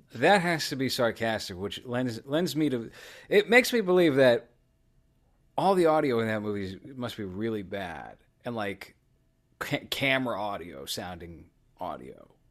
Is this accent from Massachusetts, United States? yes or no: yes; Boston, Massachusetts, United States; I'm from Boston.